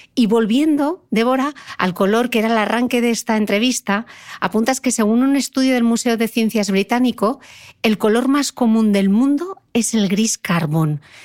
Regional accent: Gijón, Asturias, Spain; como soy de Gijón

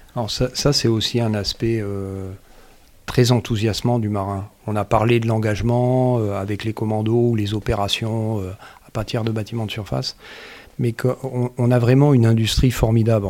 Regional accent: Marseille, Provence-Alpes-Côte d'Azur, France; moved away; j'ai grandi à Marseille

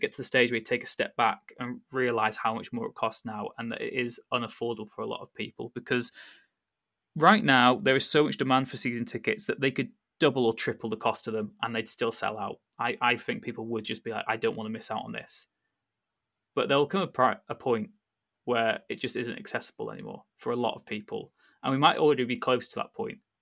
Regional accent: North Wales, United Kingdom; when I grew up in North Wales

